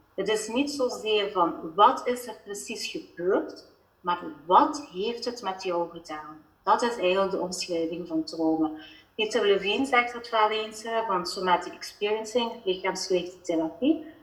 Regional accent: Belgian Limburg, Flanders, Belgium; accent: Belgian Limburg; also born or lived in Netherlands; Ik woon inderdaad in eh, België. En mijn accentje te horen Belgisch-Limburg.

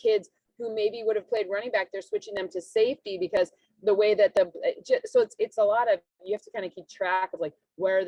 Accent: Michigan, United States; moved away; we're both from Michigan

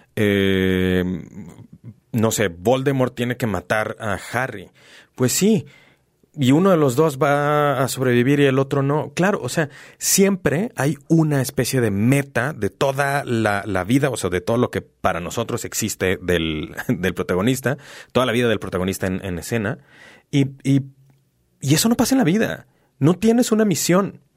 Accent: Mexico; ¿Qué chingado significa ser mexicano? Porque no soy español, pero tampoco soy indígena

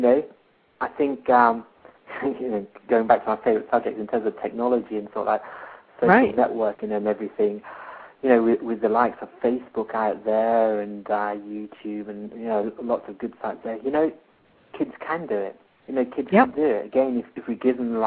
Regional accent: India; now in United Kingdom; I'm in the UK at the moment, I'm an Indian guy in the UK

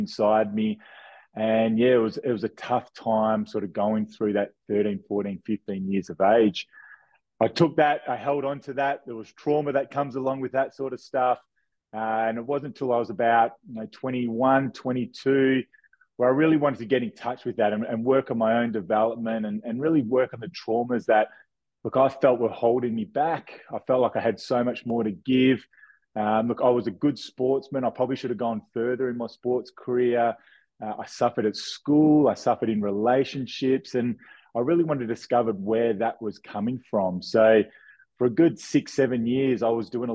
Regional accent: Perth, Western Australia, Australia; born and bred in Australia, Perth, Western Australia

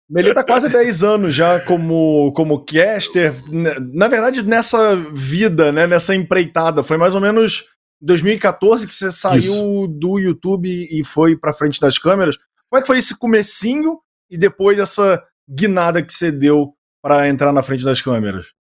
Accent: Rio de Janeiro, Brazil; now in São Paulo, Brazil; como carioca em São Paulo

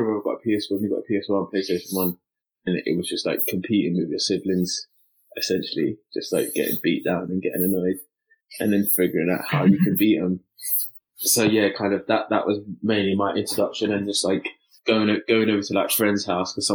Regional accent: London, United Kingdom; me and Taylor are both from East London, so I'm actually down in Bow

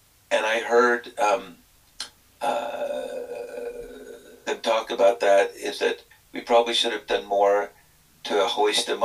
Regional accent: Texas, United States; moved away; I grew up in Texas where there's limited outdoors

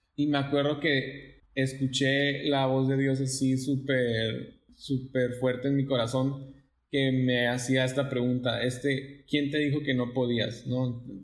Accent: Sonora, Mexico; also born or lived in El Paso, Texas / Ciudad Juárez; now in Monterrey, Mexico; crecí en Sonora, nací en El Paso, Texas, eh, y los últimos cinco años viví entre Ciudad Juárez y El Paso

